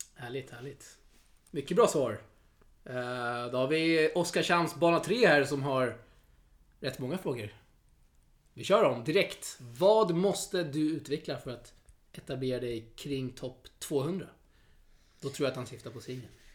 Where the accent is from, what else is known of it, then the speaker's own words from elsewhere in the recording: Sweden; som svensk här uppfödd, född och uppvuxen i Sverige